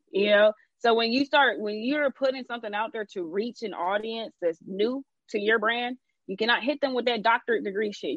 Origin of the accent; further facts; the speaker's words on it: Atlanta, Georgia, United States; I'm from Atlanta.